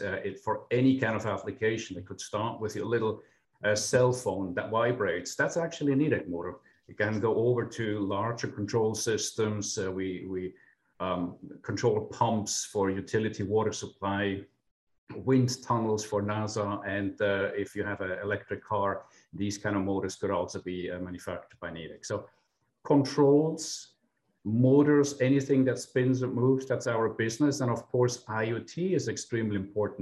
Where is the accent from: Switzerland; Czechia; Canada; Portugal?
Switzerland; moved away as an adult; now in St. Louis, United States; besides my non-Midwestern accent, I'm actually from Switzerland. I spent the last 20 years here in the US